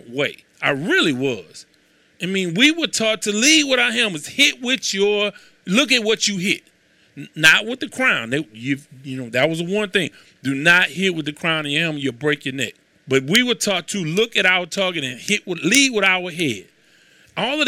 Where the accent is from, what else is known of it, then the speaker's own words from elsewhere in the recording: Houston, Texas, United States; I come from Houston, Texas